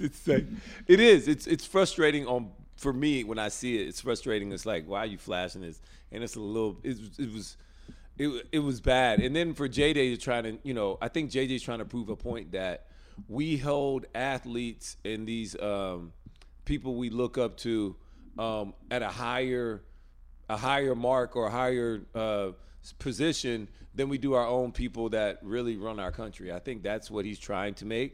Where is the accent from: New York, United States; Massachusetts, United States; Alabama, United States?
Alabama, United States; moved away as an adult; now in North Carolina, United States; growing up in Alabama my whole life